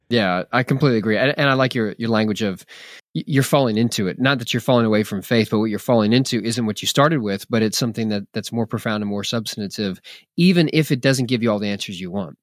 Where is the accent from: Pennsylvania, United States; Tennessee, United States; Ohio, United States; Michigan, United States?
Pennsylvania, United States; Philadelphia; now in Texas, United States; I'm a pastor in Texas, and, yeah, I was born in Philadelphia. Uh, I right around the corner from where you are, but, um, the majority of my adult lifetime has been in Texas.